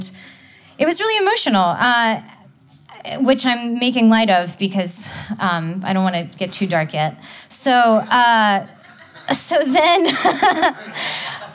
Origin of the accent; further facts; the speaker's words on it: Nashville, Tennessee, United States; I was growing up in Nashville, Tennessee